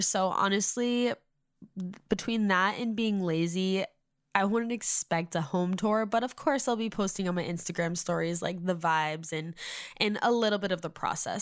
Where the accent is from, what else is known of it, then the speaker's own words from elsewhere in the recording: Massachusetts, United States; moved away as an adult; now in Nashville, United States; I'm originally from Massachusetts, but for the last four years, since December twenty nineteen, we have been living in Nashville